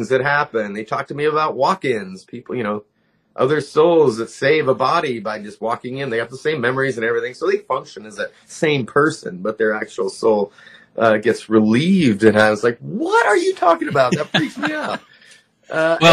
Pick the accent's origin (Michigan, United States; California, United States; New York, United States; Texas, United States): California, United States; Southern; also born or lived in Lompoc, California; I grew up in Southern California. I was born in Lompoc, which is right next to Vandenberg Air Force Base.